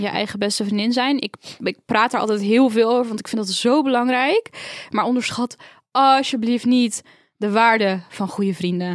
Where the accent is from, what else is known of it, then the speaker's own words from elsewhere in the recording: Rotterdam, South Holland, Netherlands; also born or lived in Edinburgh, Scotland; waar ik ben opgegroeid, Rotterdam is thuis, Edinburgh in Schotland is thuis